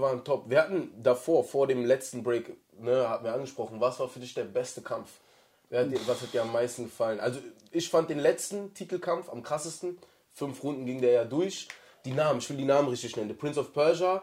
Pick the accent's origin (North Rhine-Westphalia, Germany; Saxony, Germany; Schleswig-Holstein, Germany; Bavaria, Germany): North Rhine-Westphalia, Germany; bei uns in NRW hast du den Ruhrpott